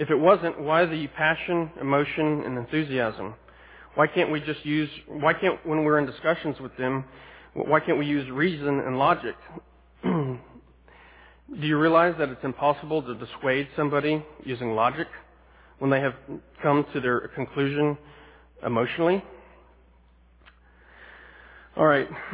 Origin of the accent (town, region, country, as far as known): United States